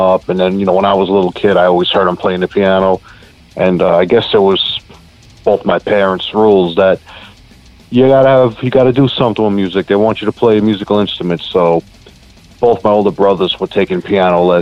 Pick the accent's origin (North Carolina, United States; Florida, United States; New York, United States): New York, United States; border of Nassau and Queens; I'm actually right on the border of Nassau and Queens. Been around here my whole life.